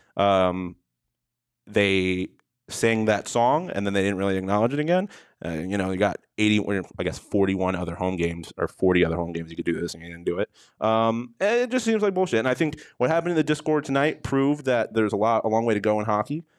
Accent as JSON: {"language": "English", "town": "Buffalo", "region": "New York", "country": "United States", "tie": "born or raised there", "moved": "yes", "said": "I grew up in Buffalo, New York"}